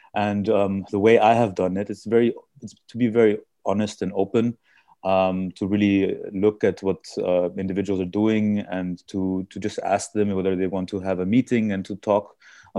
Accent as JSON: {"language": "English", "region": "Vienna", "country": "Austria", "tie": "born or raised there", "also_born_or_lived": "India", "said": "I was born and brought up in, in Austria, but originally I'm from India."}